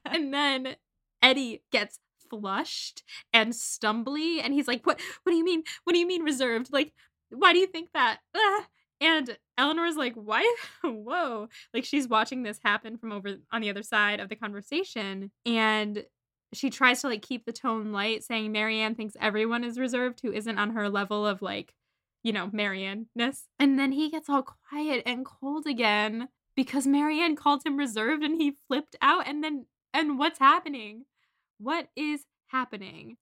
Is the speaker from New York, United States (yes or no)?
yes; Syracuse, New York, United States; I'm from Syracuse, New York